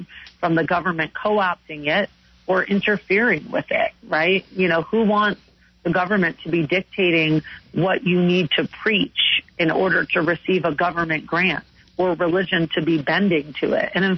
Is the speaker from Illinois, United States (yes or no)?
yes; Chicago, Illinois, United States; from my hometown in Chicago